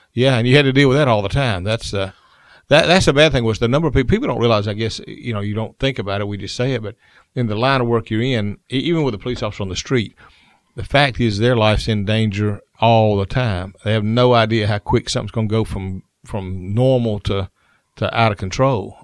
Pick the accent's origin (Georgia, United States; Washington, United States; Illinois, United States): Georgia, United States; Columbus; I was from Columbus